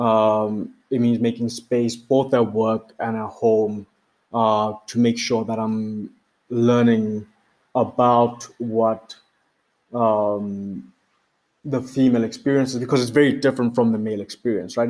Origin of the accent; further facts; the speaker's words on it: Botswana; now in Johannesburg, South Africa; I'm based in Johannesburg, South Africa. I'm originally from Botswana.